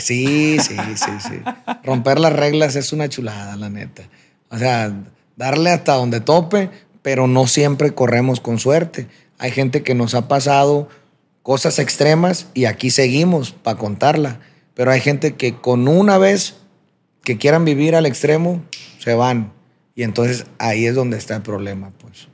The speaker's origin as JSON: {"language": "Spanish", "town": "Culiacancito", "region": "Sinaloa", "country": "Mexico", "tie": "born or raised there", "said": "nací en Culiacán, Sinaloa, como lo mencionas. Me crié en un pueblo pequeño a, las afueras de Culiacán que se llama Culiacancito."}